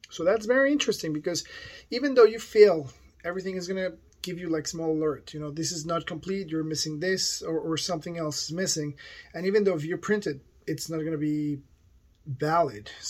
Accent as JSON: {"language": "English", "country": "Canada", "said": "today we're going to talk about this about you know I'm Canadian, yes."}